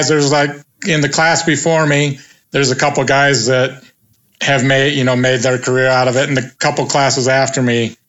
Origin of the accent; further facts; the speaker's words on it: Pacific Northwest, United States; also born or lived in Moscow, Idaho / Spokane; I was born and raised in the Pacific Northwest